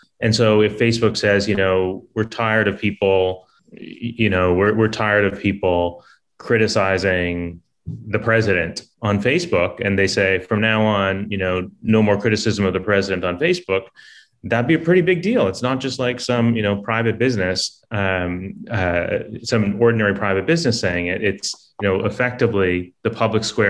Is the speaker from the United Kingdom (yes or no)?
no; Canada; I'm Canadian myself